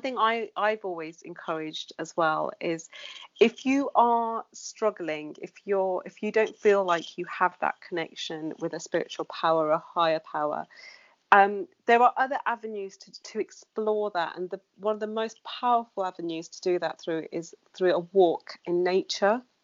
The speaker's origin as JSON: {"language": "English", "town": "Wolverhampton", "region": "West Midlands", "country": "United Kingdom", "tie": "born or raised there", "moved": "yes", "lives_now": "London, United Kingdom", "said": "I grew up in the Wolverhampton"}